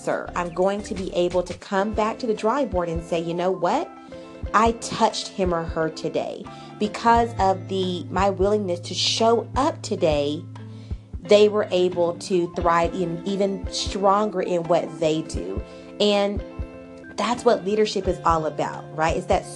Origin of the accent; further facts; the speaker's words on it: Arkansas, United States; I am from Arkansas